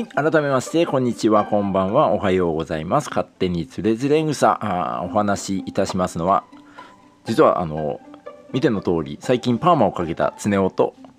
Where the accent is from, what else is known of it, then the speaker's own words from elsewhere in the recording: Toyama, Japan; accent: Toyama-ben; 富山弁出てくんやんちゃ